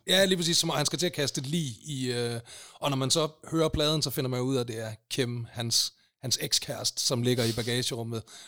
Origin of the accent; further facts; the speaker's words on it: Aalborg, North Denmark Region, Denmark; accent: Aalborg dialect; moved away as an adult; now in Copenhagen, Denmark; Jeg er fra fucking Aalborg, og det bliver jeg ved med at være